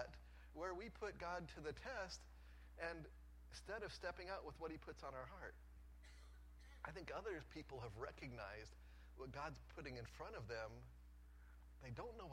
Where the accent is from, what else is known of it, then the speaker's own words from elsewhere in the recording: Colorado, United States; moved away as an adult; now in Jacksonville, United States; I grew up in Colorado